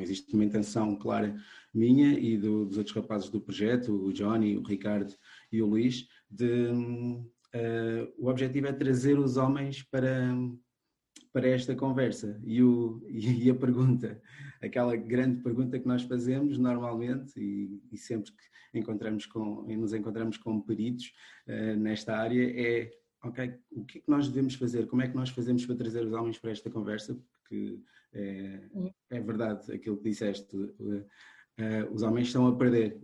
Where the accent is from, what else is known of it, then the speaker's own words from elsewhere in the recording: Cape Verde; now in Portugal; eu sou cabo-verdiano, embora agora também já seja português, mas nasci em Cabo Verde.